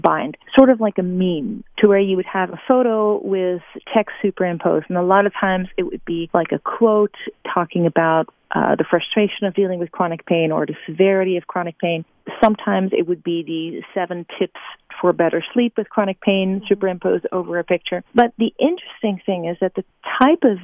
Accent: Amsterdam, North Holland, Netherlands; moved away; I'm from Amsterdam

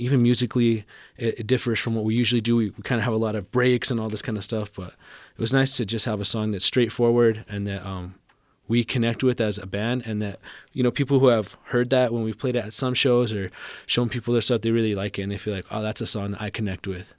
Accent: Albuquerque, New Mexico, United States; growing up in Albuquerque and growing up in New Mexico in general, uh, it can be tough sometimes

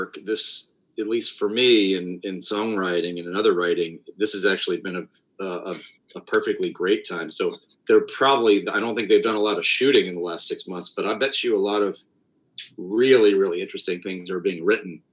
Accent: Ohio, United States; we grew up in Ohio

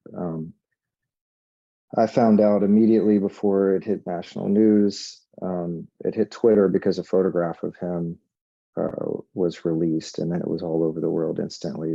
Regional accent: Little Rock, Arkansas, United States; I grew up in Little Rock, Arkansas

